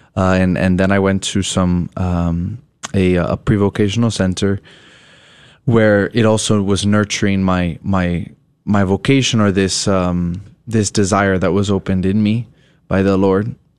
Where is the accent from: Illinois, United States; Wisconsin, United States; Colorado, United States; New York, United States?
Colorado, United States; I'm originally from Colorado